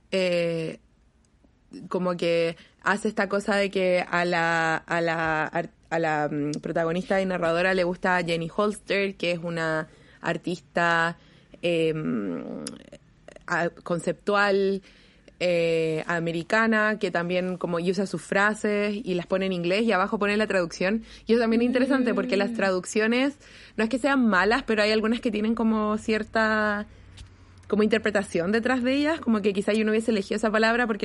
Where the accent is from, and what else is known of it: Chile